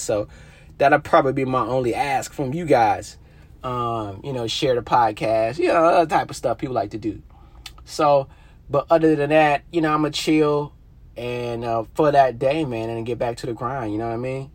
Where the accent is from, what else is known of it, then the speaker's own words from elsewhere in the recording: North Carolina, United States; I'm from North Carolina